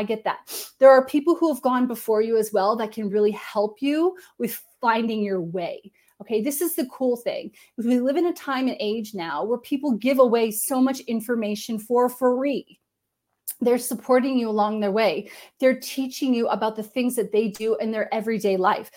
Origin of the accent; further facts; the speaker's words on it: Canada; I'm Canadian